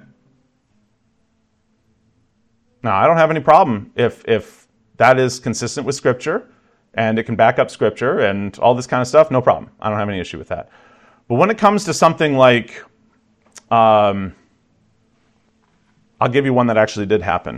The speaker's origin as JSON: {"language": "English", "region": "the South", "country": "United States", "tie": "born or raised there", "said": "I grew up in the South"}